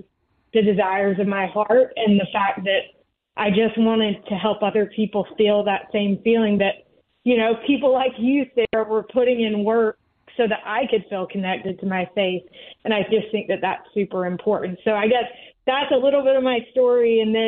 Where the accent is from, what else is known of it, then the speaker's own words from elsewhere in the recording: North Carolina, United States; I grew up in North Carolina